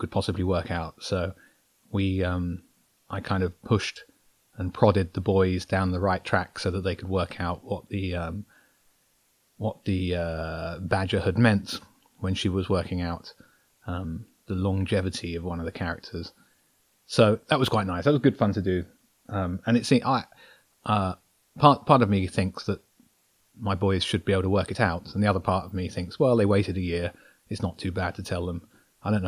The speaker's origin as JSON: {"language": "English", "town": "Brighton", "region": "South East England", "country": "United Kingdom", "said": "I'm a guy from Brighton who likes to write"}